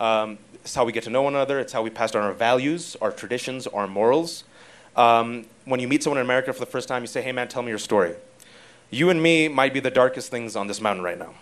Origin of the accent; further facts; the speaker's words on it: Fremont, California, United States; I'm an American son of Pakistani Muslim immigrants born and raised in the Bay Area, Fremontistan, California